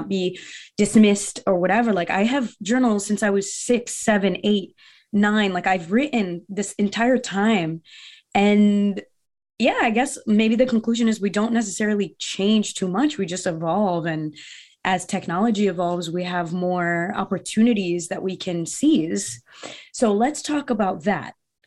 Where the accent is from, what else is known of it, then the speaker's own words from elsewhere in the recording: Bethel, Connecticut, United States; English is a second language; also born or lived in Brazil; I grew up in Bethel, Connecticut, which is a really small town